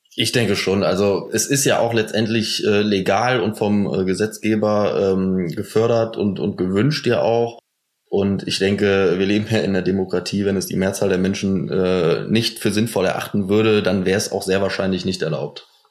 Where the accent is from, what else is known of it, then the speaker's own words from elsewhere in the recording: Cologne, North Rhine-Westphalia, Germany; Wir kommen aus Köln